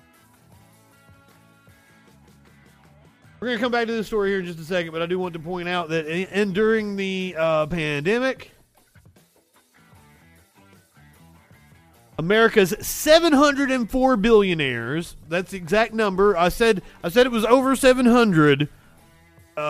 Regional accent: Alabama, United States; too Alabamian

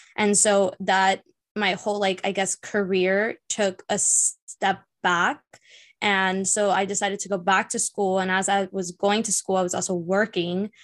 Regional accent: Miami, Florida, United States; I was born and raised here in Miami.

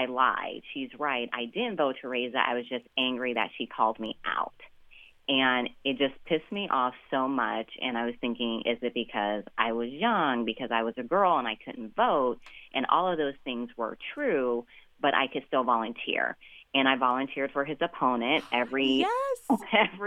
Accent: Nevada, United States; Nevada, my home state

